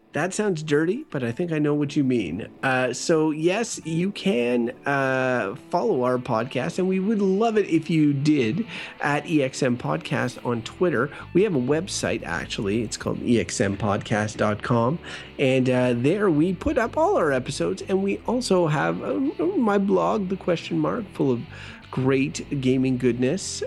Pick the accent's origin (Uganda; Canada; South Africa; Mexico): Canada; I'm a Canadian